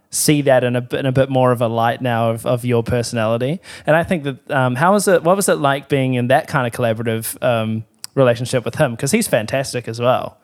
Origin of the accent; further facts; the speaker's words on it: Timaru, Canterbury, New Zealand; I grew up in Timaru